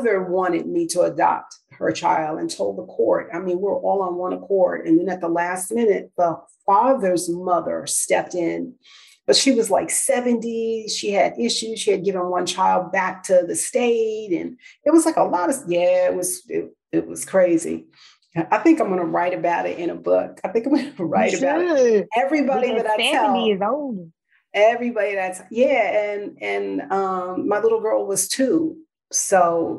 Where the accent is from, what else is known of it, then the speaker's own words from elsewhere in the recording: New York, United States; moved away; also born or lived in New Jersey; I'm from New York